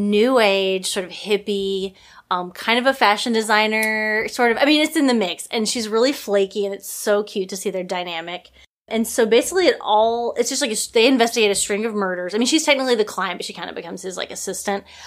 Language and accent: English; Mountain View, Arkansas, United States; moved away; my hometown, a very small town, Mountain View, Arkansas